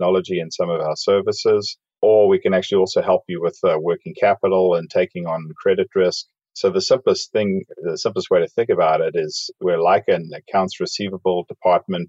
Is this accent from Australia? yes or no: no; South Africa; moved away as an adult; also born or lived in Dallas, United States; now in Overland Park, United States; I grew up in South Africa.